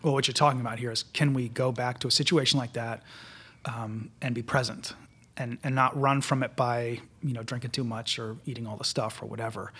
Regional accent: Winnipeg, Manitoba, Canada; moved away; I'm from Winnipeg

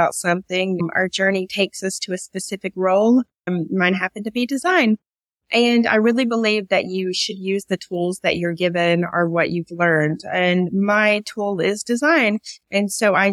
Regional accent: East Tennessee, United States; moved away as an adult; now in Riyadh, Saudi Arabia; I grew up in a little small mountain area in East Tennessee

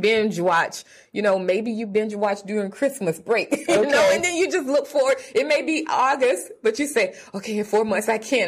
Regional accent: South Carolina, United States; moved away as an adult; also born or lived in Atlanta; So I am originally from South Carolina, mm-hmm. a rural area in South Carolina.

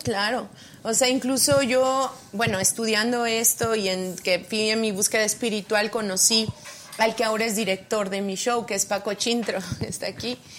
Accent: State of Mexico, Mexico; also born or lived in Oaxaca / London; Yo nací en Oaxaca y me vine muy a, como a los cuatro años me trajeron mis papás al Estado de México

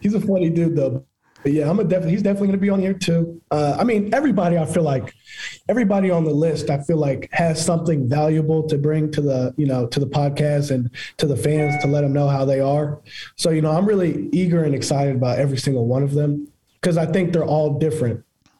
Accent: Jacksonville, Florida, United States; I'm from Jacksonville.

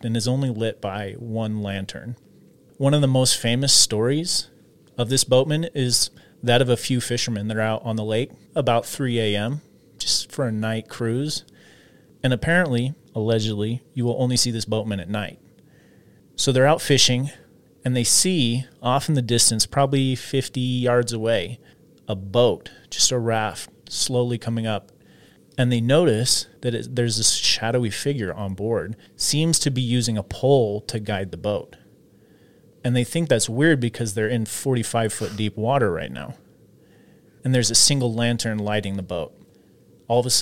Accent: Washington, United States; I'm from Washington

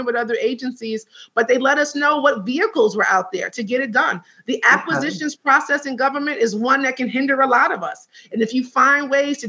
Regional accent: New York, United States; As a New Yorker

